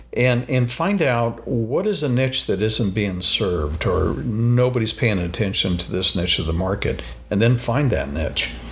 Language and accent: English; Phoenix, Arizona, United States; I grew up in Phoenix, Arizona